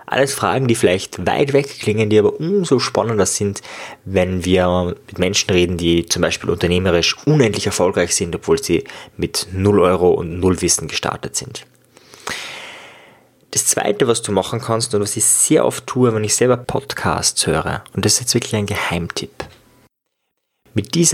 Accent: Austria; Ja, ich komme aus Österreich und auch viele oder manche meiner Gäste sind aus Österreich und äh, wenn ich mit Österreichern rede, rede ich meistens Österreichisch, man hört es schon.

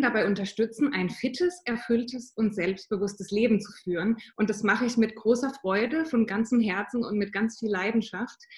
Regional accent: Southern Germany, Germany; wohne im Süden von Deutschland, das ist auch meine Heimat, da komme ich her

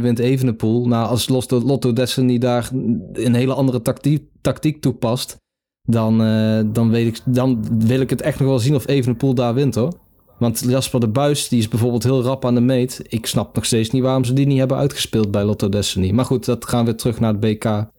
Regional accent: Netherlands; Als Nederlander

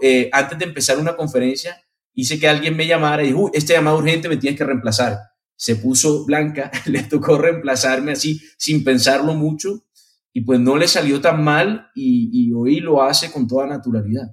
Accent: Colombia; moved away; also born or lived in Spain / Lebanon (ancestry); nací en Colombia, viví mucho tiempo en, en España

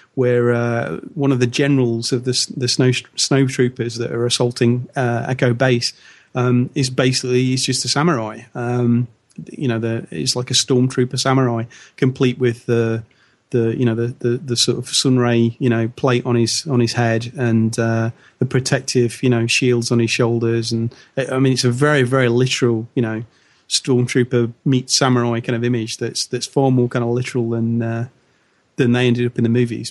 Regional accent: United Kingdom; as Brit

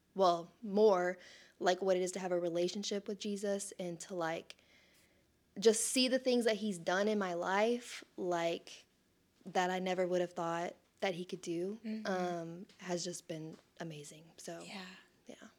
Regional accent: Sherman, Texas, United States; I'm born and raised in Sherman

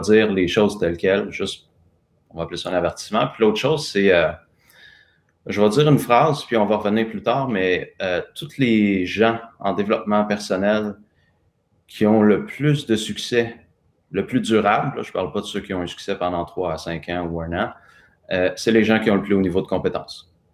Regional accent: Sainte-Mélanie, Quebec, Canada; je suis né à Sainte-Mélanie, qui est un petit village euh, à côté de Joliette, dans la Naudière. fils de petit-fils de fermier sur une ferme à tabac

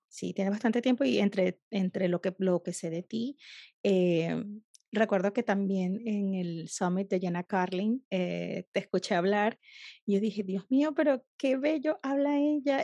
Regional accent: Venezuela; las caraotas, como le decimos en, Venezuela

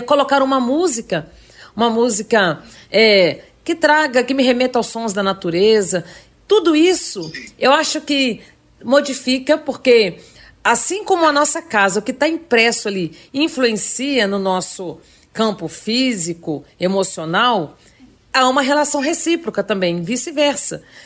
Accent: Minas Gerais, Brazil; Nós, como mineiros

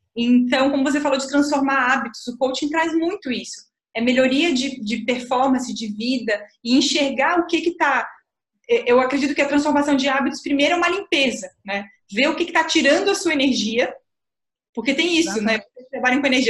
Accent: Florianópolis, Santa Catarina, Brazil; eu nasci em Florianópolis, a Ilha da Magia

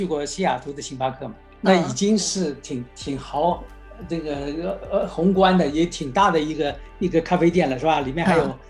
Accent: Shanghai, China; moved away as an adult; now in Los Angeles, United States; 上海呢是我的家乡，

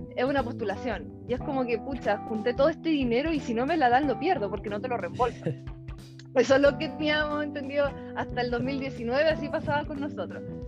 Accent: Chile; moved away as an adult; also born or lived in United States / Australia / Germany; soy ingeniero agrónomo salí de Chile

